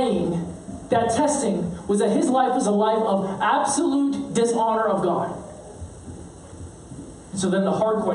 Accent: United States; growing up in honor shame culture as a Korean-American

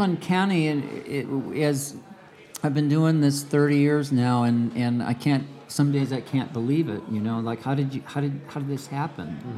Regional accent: Cicero, Illinois, United States; also born or lived in La Grange, Illinois / Chicago; I grew up in Cicero, Illinois, and then our family later moved to Lagrange

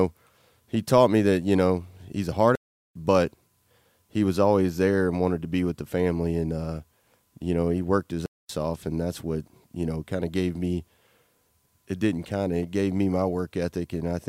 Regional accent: Louisiana, United States; growing up in a little small podunk town in Louisiana, you know, I had, my grandpa was a World War II vet in the Navy.

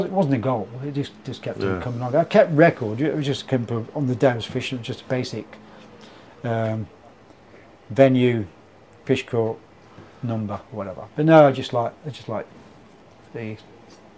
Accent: Leicester, East Midlands, United Kingdom; also born or lived in Nottingham; I was born in Nottingham but lived in Leicester most of my life

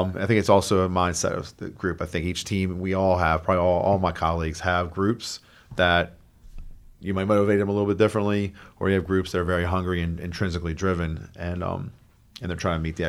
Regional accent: Sykesville, Maryland, United States; Carroll County.

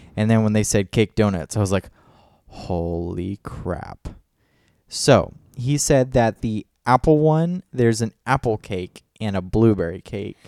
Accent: Clermont, Florida, United States; now in Alexandria, United States; in our hometown of Claremont, Florida

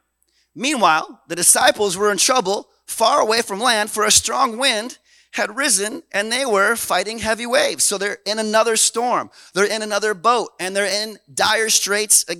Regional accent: Canada; we're Canadian

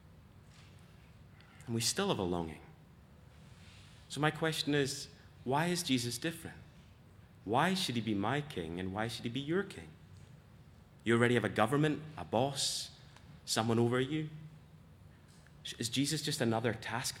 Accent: Scotland, United Kingdom; As a Scot

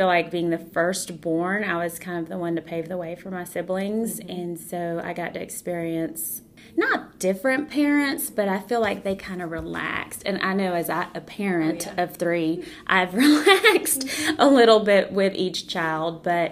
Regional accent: Georgia, United States; also born or lived in Mexico / Texas / Gainesville, Georgia; when I turned 8, we moved to Georgia.

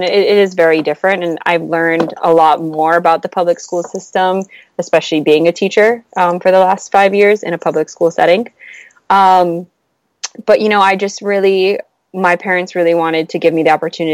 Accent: Oahu, Hawaii, United States; moved away as an adult; also born or lived in Oregon; I was born and raised on the island of Oahu in Hawaii

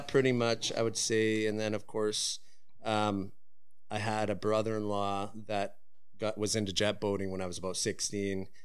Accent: Prince George, British Columbia, Canada; born and raised in Prince George

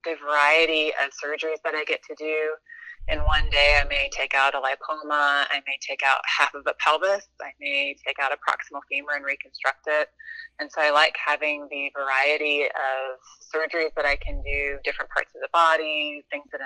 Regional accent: the South, United States; moved away as an adult; also born or lived in Augusta, Georgia / Miami, Florida; now in Winston-Salem, United States; I grew up primarily in the South.

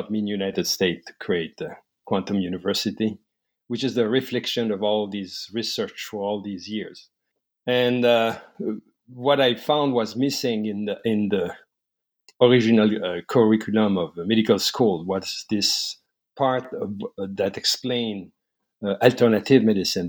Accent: La Beauce, Quebec, Canada; I grew up in La Beauce, Quebec, Canada

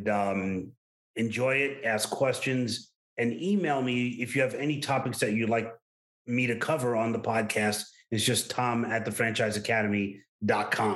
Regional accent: New York City, New York, United States; accent: Brooklyn; my Brooklyn accent

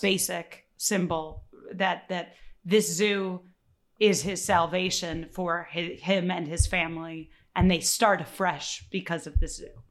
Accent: Chicago, Illinois, United States; I'm from Chicago

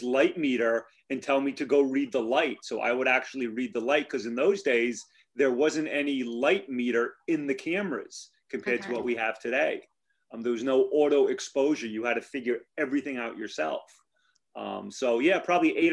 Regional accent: Cranston, Rhode Island, United States; also born or lived in Narragansett, Rhode Island; I was born and raised in Cranston, Rhode Island, and I've lived in Narragansett for well over 20 years now.

